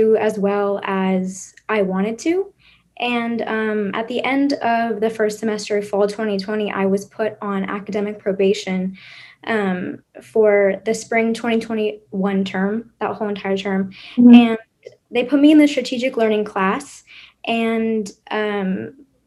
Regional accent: San Diego, California, United States; moved away as an adult; now in Waco, United States; I'm from San Diego, California

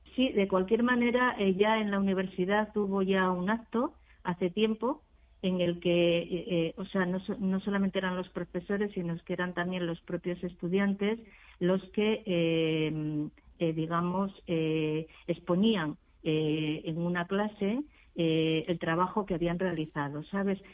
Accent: Extremadura, Spain; now in Madrid, Spain; gente que somos extremeñas, que emigramos

